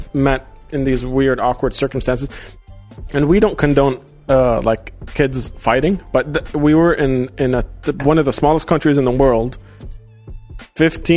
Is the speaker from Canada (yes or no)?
no; Doha, Qatar; moved away as an adult; also born or lived in United Arab Emirates / Jordan; we grew up together there in Doha, Qatar